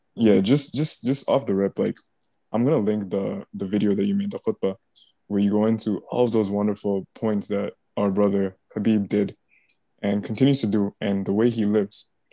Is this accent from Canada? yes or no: no; Bangladesh; I'm from Bangladesh